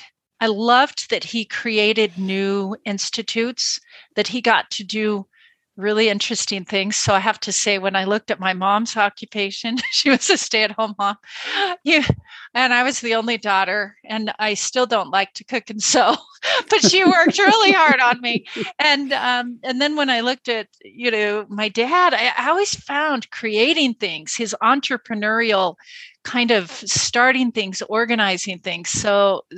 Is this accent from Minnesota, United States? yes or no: no; Northern Idaho, United States; moved away; also born or lived in Utah; I was raised in Northern Idaho and in Utah